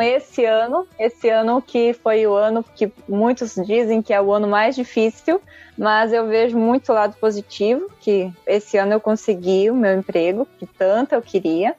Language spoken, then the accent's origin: Portuguese; San Cristóbal, Paraguay; eu moro aqui no Paraguai, ou seja, eu nasci aqui no Paraguai.